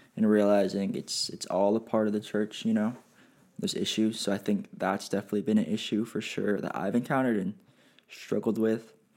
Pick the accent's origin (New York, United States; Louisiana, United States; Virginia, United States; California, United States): California, United States; Pasadena; I was born and raised in the Pasadena, California area